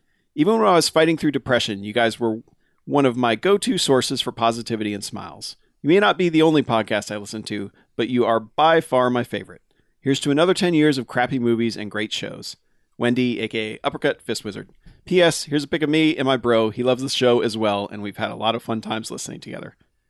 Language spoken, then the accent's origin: English; California, United States; back when I started listening to the BAMFcast, I was … from California, and it was 2011.